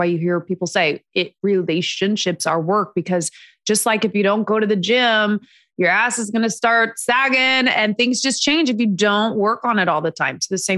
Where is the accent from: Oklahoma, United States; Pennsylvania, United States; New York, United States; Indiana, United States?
Indiana, United States; now in Los Angeles, United States; And we were back in Indiana where I'm from the Midwest.